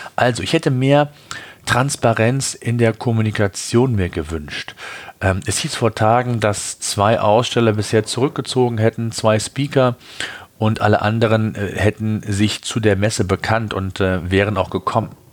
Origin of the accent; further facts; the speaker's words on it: Germany; Bei uns in Deutschland